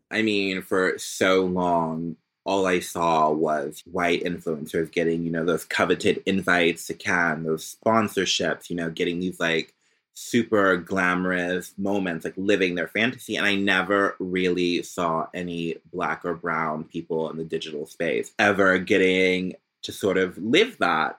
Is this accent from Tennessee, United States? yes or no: no; Philadelphia, Pennsylvania, United States; also born or lived in Orange, Virginia / Greenville, North Carolina; now in Paris, France; I was born in Philadelphia. My dad is from Boston, and then I went to school in Virginia